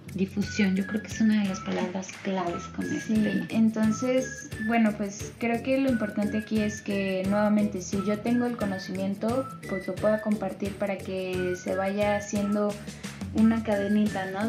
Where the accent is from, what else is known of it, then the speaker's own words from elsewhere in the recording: Mexico; que tenemos como, como ciudadanos mexicanos